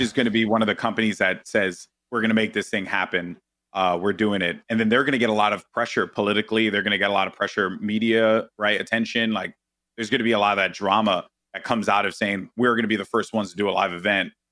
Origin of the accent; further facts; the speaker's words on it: New York City, New York, United States; I'm Puerto Rican, I'm from the Bronx